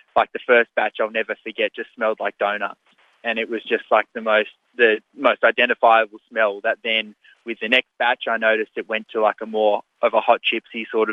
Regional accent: New South Wales, Australia; my home state of New South Wales

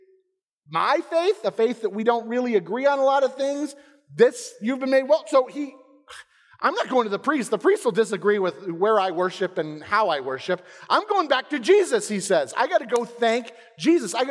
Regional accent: Englewood, Florida, United States; moved away as an adult; my hometown directly. Inglewood, Florida.

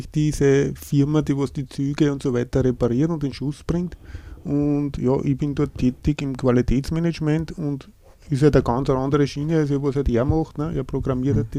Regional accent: St. Veit an der Gölsen, Lower Austria, Austria; Ich komme aus dem Bezirk Lilienfeld, genauer gesagt aus St. Veit an der Gölsen. Bin 49 Jahre alt, bin verheiratet, habe drei Kinder

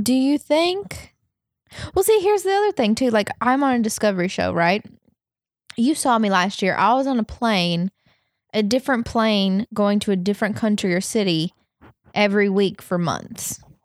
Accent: the South, United States; moved away; I grew up in the South

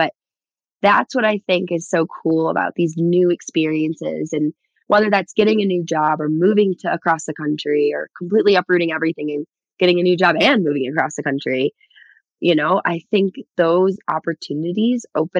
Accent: Michigan, United States; because I grew up skiing in Michigan, I'm just not as good as anyone else here

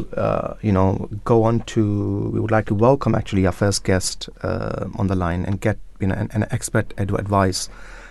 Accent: Pakistan; I'm from Pakistan.

